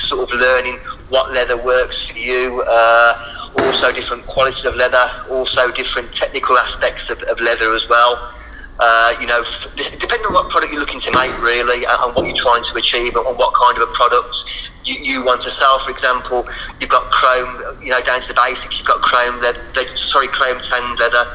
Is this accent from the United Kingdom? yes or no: yes; Birmingham, West Midlands, United Kingdom; accent: Birmingham; that's my bloody Birmingham accent